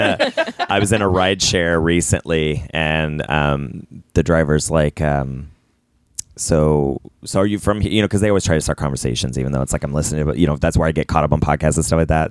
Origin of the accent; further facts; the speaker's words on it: Ohio, United States; moved away; I'm from Ohio.